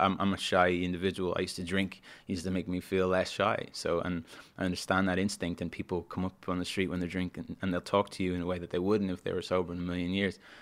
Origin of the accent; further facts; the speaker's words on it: Dublin, Leinster, Ireland; moved away as an adult; also born or lived in London; I grew up in Dublin, and I love Dublin